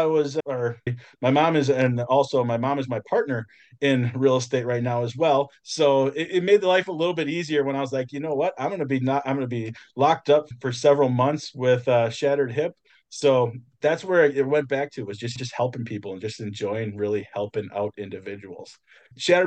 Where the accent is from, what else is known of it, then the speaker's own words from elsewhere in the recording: just north of Milwaukee, Wisconsin, United States; I'm actually from the Midwest, so I am just north of Milwaukee, Wisconsin